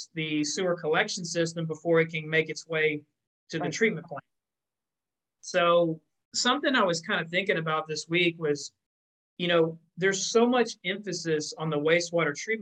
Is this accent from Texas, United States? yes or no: yes; Texas, United States; my home state of Texas